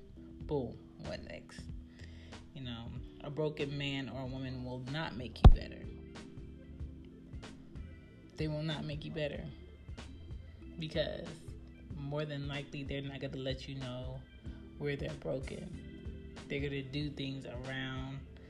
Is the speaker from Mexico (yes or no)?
no; Jamaica; I'm Jamaican